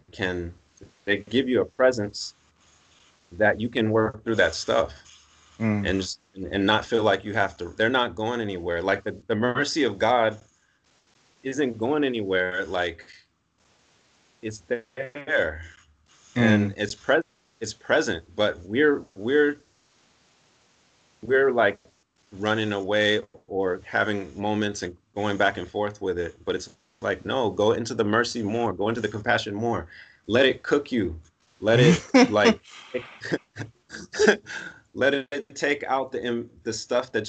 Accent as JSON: {"language": "English", "town": "Los Angeles", "region": "California", "country": "United States", "tie": "born or raised there", "said": "I'm from Los Angeles, Southern California. So I grew up in sunny, warm weather."}